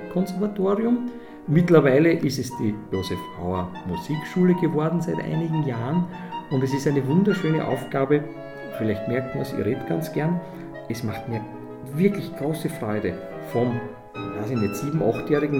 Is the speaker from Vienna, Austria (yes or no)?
yes; Vienna, Austria; als Wiener Kind